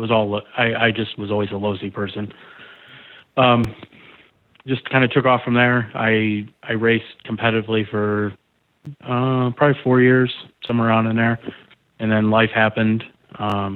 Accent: Pennsylvania, United States; I grew up in Pennsylvania

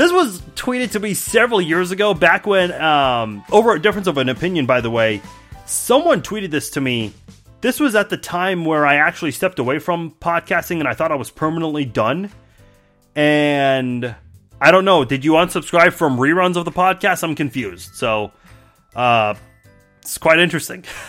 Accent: Iran; I'm from Iran, not Iraq

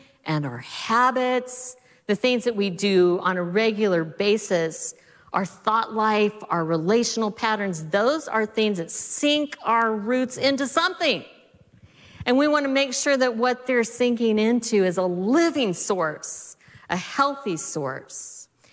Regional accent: Southeast Colorado, United States; now in West Coast, United States; I grew up in Southeast Colorado

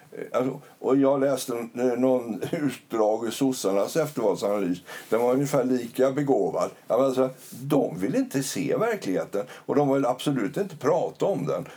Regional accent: Sweden; vi svenskar

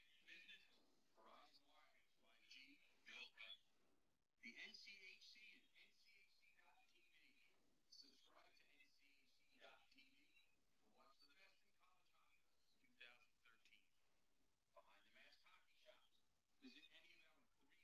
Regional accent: New York City, New York, United States; I grew up in New York City and spent most of my life here other than the time I went to school

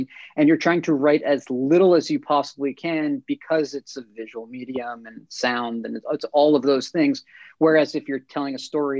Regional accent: United States; I'm more of a product of just growing up on the East Coast, Jersey, New York

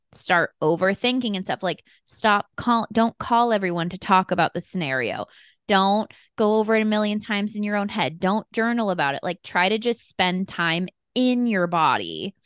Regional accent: Colorado, United States; moved away; also born or lived in San Diego; I grew up in Colorado

